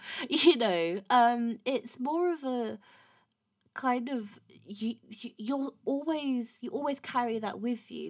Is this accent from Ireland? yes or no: no; Windsor, South East England, United Kingdom; I'm not from London, from Windsor.